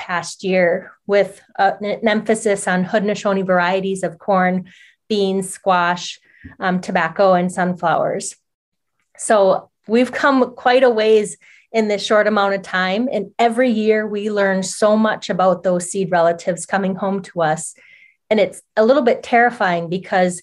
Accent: Oneida Reservation, Duck Creek, Wisconsin, United States; I grew up near Duck Creek that runs through the Oneida Reservation.

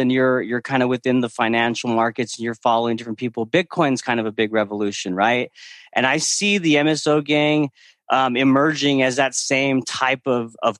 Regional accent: Belen, New Mexico, United States; moved away as an adult; also born or lived in Pennsylvania; grew up in the land of enchantment, New Mexico, 30 minutes outside of Albuquerque, a town called Belen

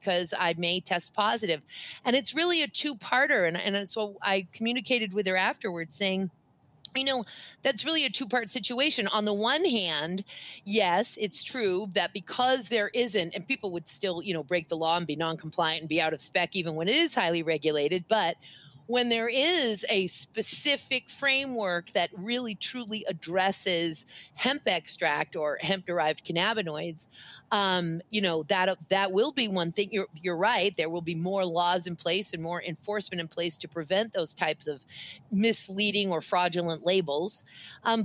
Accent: Waterville, Maine, United States; a gal that I grew up with in Waterville, Maine

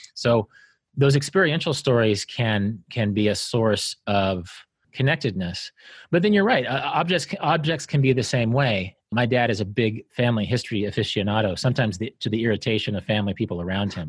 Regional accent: Kansas, United States; I grew up in Kansas, didn't see the ocean until I was fifteen

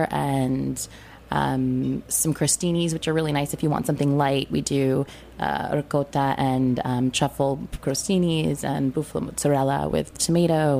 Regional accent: New England, United States; I grew up in New England on the beach

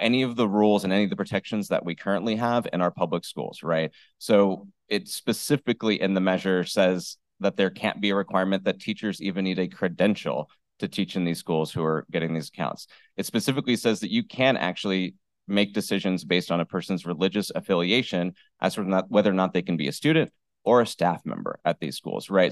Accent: Tulare, California, United States; I was actually born and raised in Tulare, so I, I know what it's like being from the Central Valley

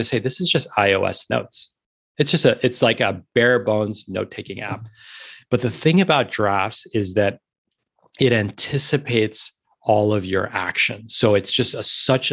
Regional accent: New York City, New York, United States; moved away as an adult; now in Los Angeles, United States; I'm a born and bred New Yorker. I grew up in New York City. I was born in the East Village

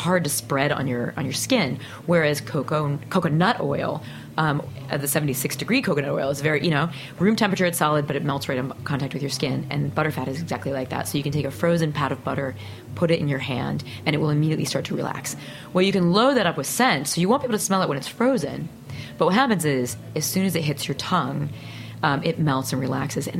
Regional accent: Peoria, Illinois, United States; moved away; I grew up in Peoria, Illinois

